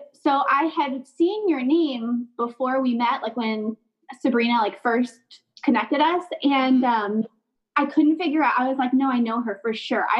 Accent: Lakeland, Florida, United States; also born or lived in Palm Harbor, Florida; So I grew up, I'm from Lakeland originally, and then grew up half in Lakeland and then moved to Palm Harbor with my dad in middle school.

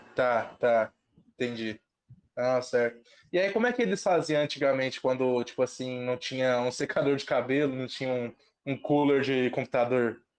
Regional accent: Ribeirão Preto, São Paulo, Brazil; eu sou de Ribeirão

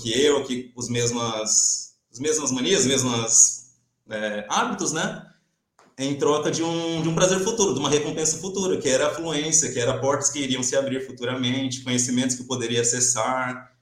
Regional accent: Brazil; moved away as an adult; now in Portugal; A gente, como brasileiro

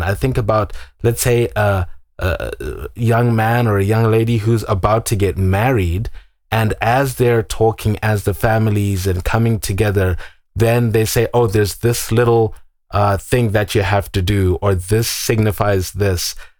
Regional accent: Zimbabwe; moved away; I'm from Zimbabwe. I was born and raised there.

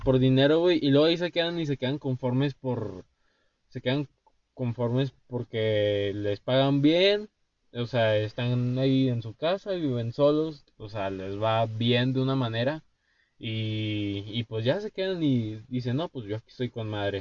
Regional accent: Durango, Mexico; nosotros somos de Durango. Yo vivo en Durango

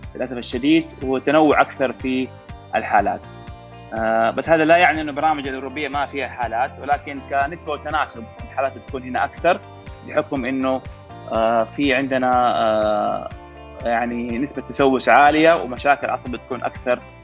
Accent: Saudi Arabia; عندنا في السعوديه

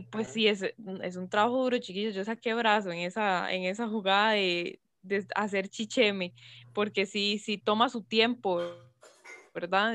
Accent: Costa Rica; como buena tica

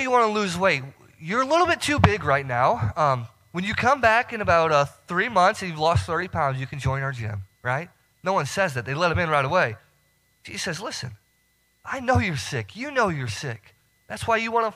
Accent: Northern Illinois, United States; moved away as an adult; So I'm from Northern Illinois, and, you know, down here, we do not get the snow that I'm used to, right? So your couple inches of snow, man, we're talking feet back where I'm from.

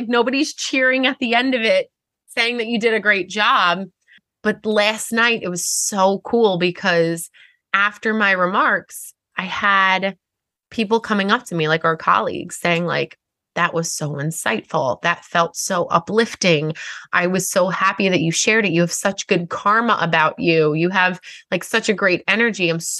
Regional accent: Long Island, New York, United States; accent: long R's; I have long R's because I'm from Long Island.

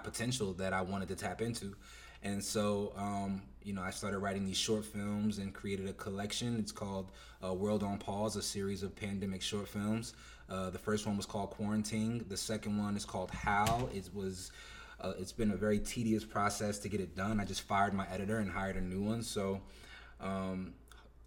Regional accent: New Jersey, United States; I'm from Jersey. I have very like East Coast roots

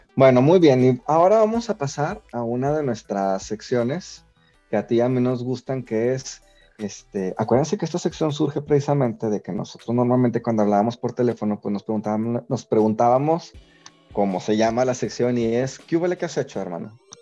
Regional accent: Mexico; nosotros tenemos muchas características como mexicanos de la cultura española

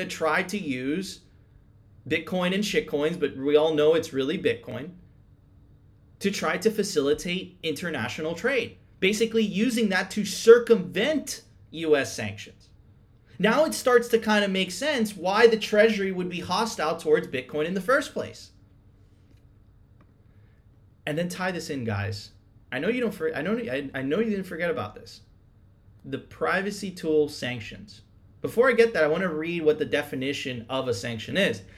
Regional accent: United States; I'm an American

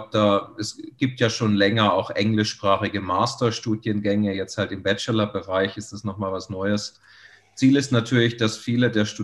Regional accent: Baden-Württemberg, Germany; Also ich komme ursprünglich aus Baden-Württemberg.

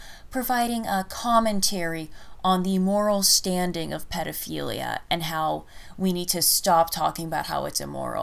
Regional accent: United States; I'm an American druid and general wild woman

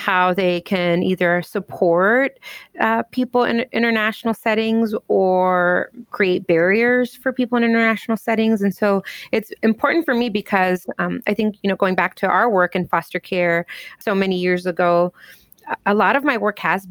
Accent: Southern California, United States; first language English; also born or lived in Miami, Florida; now in Chicago, United States; I grew up in Southern California, but I've also lived in lots of different places in the U.S. I lived in Miami, Florida for a while. I currently live in Chicago, Illinois

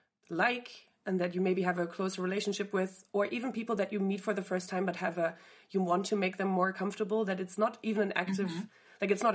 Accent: Northern Germany, Germany; accent: northern; first language German; English is a second language; moved away; I'm from Northern Germany, and apparently when I go home, I speak differently. Like, I have a more northern accent than when I speak German to my friends here that are not from the same place.

